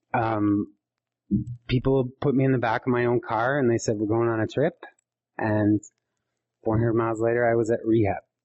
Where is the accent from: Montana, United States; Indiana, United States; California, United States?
Montana, United States; eastern; I was adopted to a Norwegian Anglo ranching family from eastern Montana